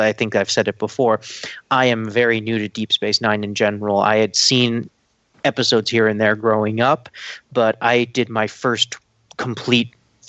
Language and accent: English; Ireland; I've always called him Cole Meany my entire life, but I'm Irish